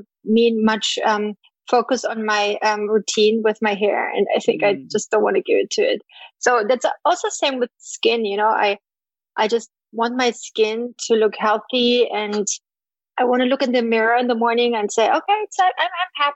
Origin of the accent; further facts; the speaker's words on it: East Germany, Germany; moved away; I grew up in East Germany